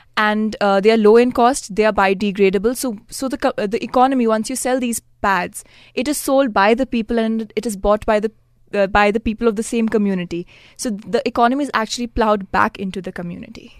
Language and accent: English; Mumbai, Maharashtra, India; I'm from Mumbai